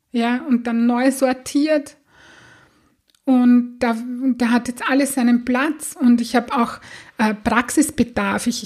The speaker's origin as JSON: {"language": "German", "country": "Austria", "said": "habe ich einen Rappel bekommen, so sagt man das bei uns in Österreich"}